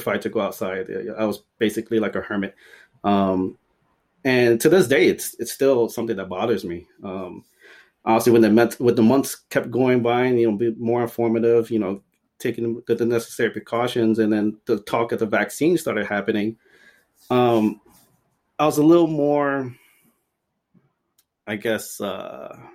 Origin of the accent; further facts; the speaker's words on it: Ecuador; moved away; I'm from Ecuador